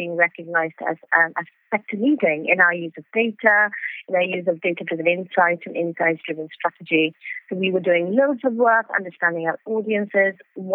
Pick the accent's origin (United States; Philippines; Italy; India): India; moved away as an adult; now in Cardiff, United Kingdom; I'm originally from India, as you've said. So I used to work in print and broadcast journalism back in India. I moved to the UK over 10 years ago